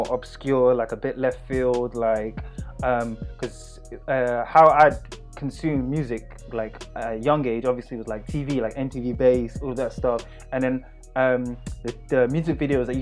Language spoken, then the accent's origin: English; London, United Kingdom; I'm from East London as well